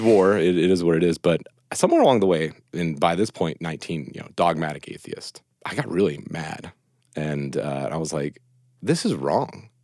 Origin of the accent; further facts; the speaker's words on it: Reynoldsville, West Virginia, United States; also born or lived in Clarksburg, West Virginia; I'm uh, West Virginia native. I was born in Reynoldville, uh, well, Clarksburg, West Virginia, and, and raised in Reynoldville, West Virginia